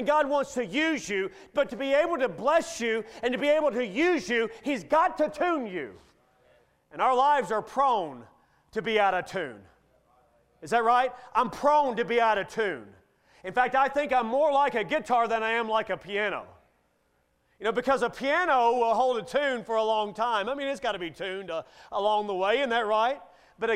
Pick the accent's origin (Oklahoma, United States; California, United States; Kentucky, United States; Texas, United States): Kentucky, United States; Bowling Green; my hometown of Bowling Green, Kentucky